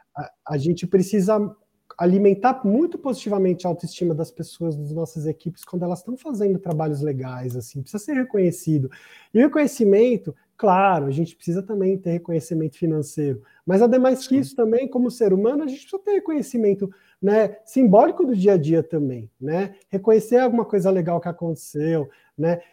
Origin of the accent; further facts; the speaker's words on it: Brazil; Eu sou brasileiro.